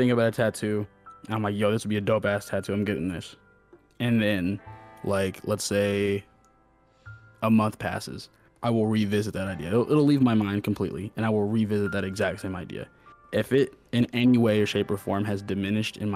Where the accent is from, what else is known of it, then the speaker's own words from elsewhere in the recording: Des Moines, Iowa, United States; I grew up here. I grew up in Des Moines.